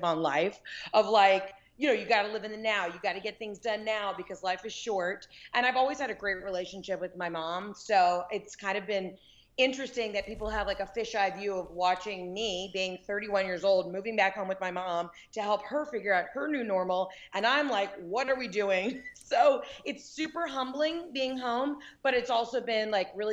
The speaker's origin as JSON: {"language": "English", "town": "Atlanta", "region": "Georgia", "country": "United States", "also_born_or_lived": "Mississippi / New York / Los Angeles", "moved": "as an adult", "said": "I'm from Atlanta, Georgia"}